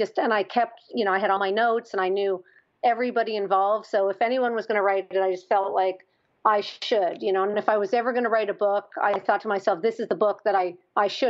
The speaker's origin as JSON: {"language": "English", "country": "Canada", "moved": "yes", "said": "I'm Canadian"}